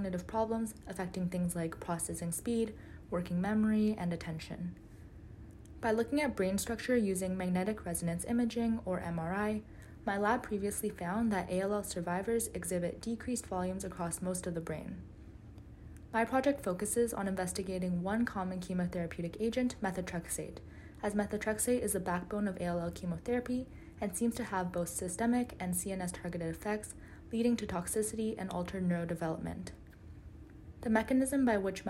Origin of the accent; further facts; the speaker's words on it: Canada; I identify as Korean Canadian